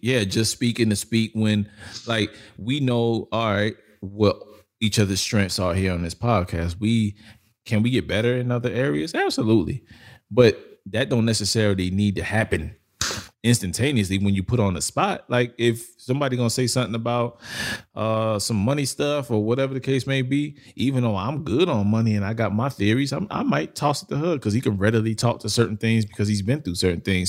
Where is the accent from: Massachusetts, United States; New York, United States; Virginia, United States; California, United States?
New York, United States; I come from New York